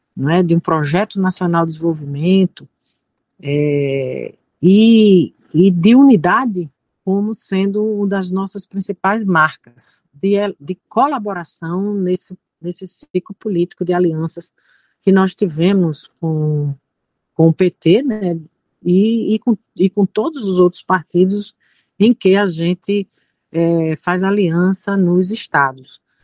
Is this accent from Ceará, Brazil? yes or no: no; Pernambuco, Brazil; accent: Pernambucan; Logo para os pernambucanos, nós, nós somos. Nós, a nossa autoestima é muito, é muito elevada